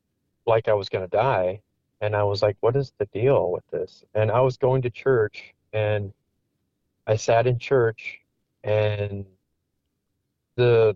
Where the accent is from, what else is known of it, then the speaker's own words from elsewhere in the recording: Wisconsin, United States; moved away as an adult; also born or lived in Iowa; I moved from Iowa to back to my hometown in Wisconsin, and I met, you know, my wife now, Tina, who I went to high school